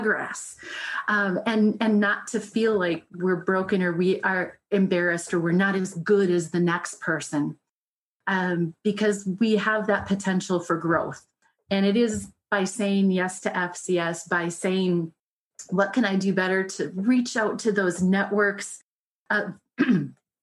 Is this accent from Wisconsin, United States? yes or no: yes; Wisconsin, United States; I'm from Wisconsin